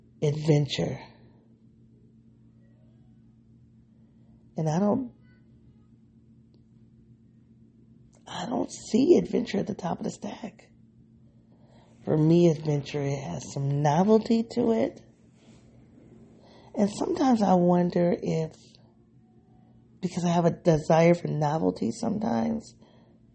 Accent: United States; I live in one of the most segregated cities in the country. So I don't think the black experience that I've had living, growing up in this city

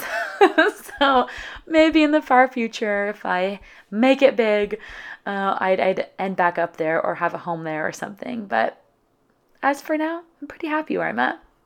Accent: California, United States; moved away as an adult; also born or lived in San Diego; my hometown in California

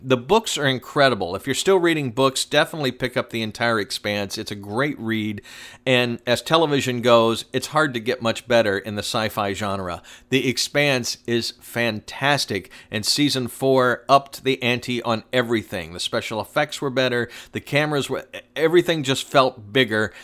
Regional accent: Atlanta, Georgia, United States; my hometown when I was growing up

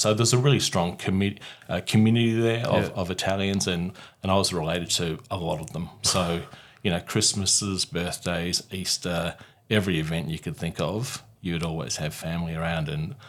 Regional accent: Mount Gambier, South Australia, Australia; it's a very small, as in 25,000-30,000 people, country town on the South Australian-Victoria border.

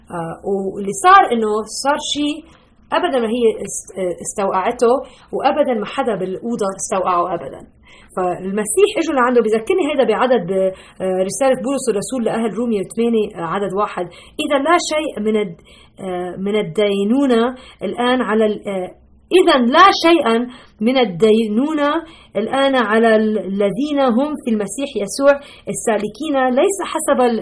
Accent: Lebanon; now in Chicago, United States; انا اصولا من لبنان ربيت بلبنان

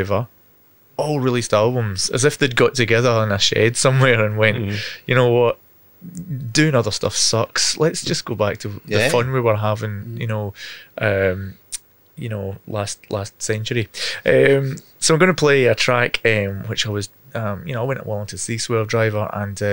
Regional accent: Scotland, United Kingdom; now in Australia; being Scottish

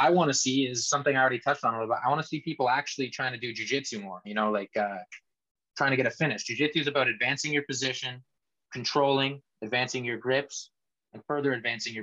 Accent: Canada; moved away as an adult; I was a competitor from Canada

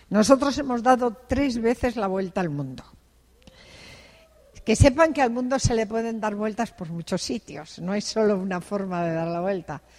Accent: Santander, Cantabria, Spain; Tener una casa en Santander, donde yo nací

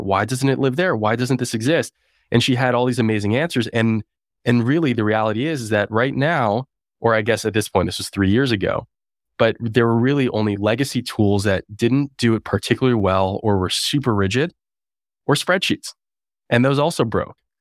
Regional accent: Toronto, Ontario, Canada; moved away as an adult; also born or lived in Waterloo, Canada / Bay Area, United States; now in United States; I'm originally Canadian, now American. I grew up in Toronto.

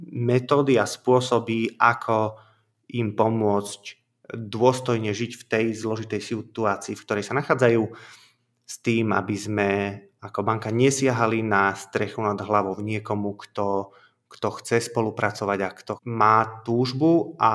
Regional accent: Komárno, Nitra Region, Slovakia; now in Revúca, Slovakia; Mám 36 rokov, som pôvodne z Komárna, ale žil som už v rôznych častiach

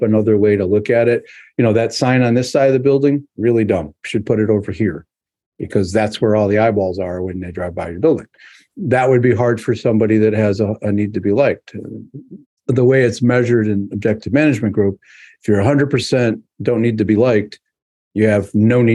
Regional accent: New York, United States; I'm a New Yorker at heart

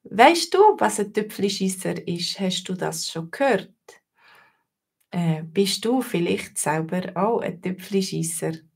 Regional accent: Switzerland; ich bin selber Schweizerin

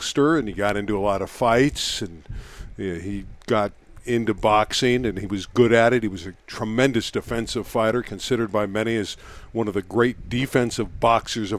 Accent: Los Angeles, California, United States; also born or lived in Canada / Las Vegas; North Hollywood, California, exactly where I am now. I am in the same home I grew up

